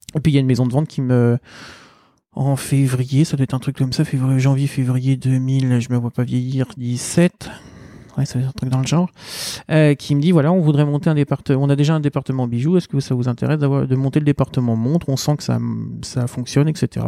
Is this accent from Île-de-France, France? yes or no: yes; Seine-Saint-Denis, Île-de-France, France; je viens du 93